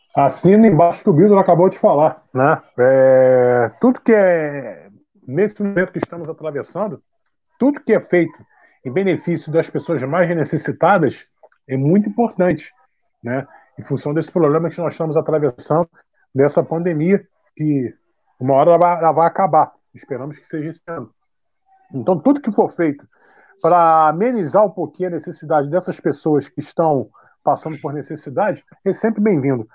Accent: Rio de Janeiro, Brazil; Eu sou nascido e criado no subúrbio, sou nascido na Vila da Penha

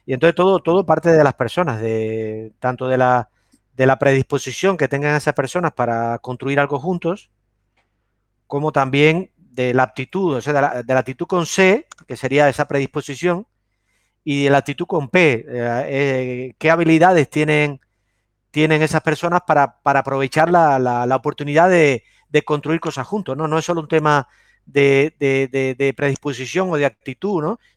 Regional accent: Cuba; also born or lived in Córdoba, Argentina; now in Spain; realmente yo no, yo no nací en, Argentina, yo nací en Cuba. Pero, y tuve una infancia, tuve ocho, viví ocho o nueve años en Argentina, en Córdoba, efectivamente, y, después me regresé a Cuba.

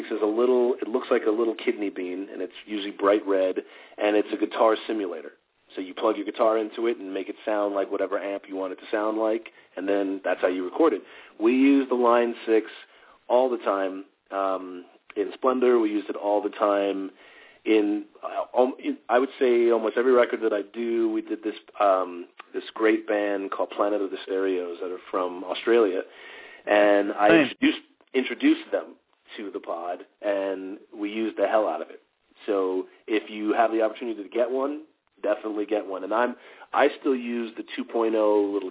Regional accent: New York City, New York, United States; moved away; also born or lived in Montreal, Canada / Queens, New York; I was born in the Bronx, went to Montreal, then ended up back in Queens.

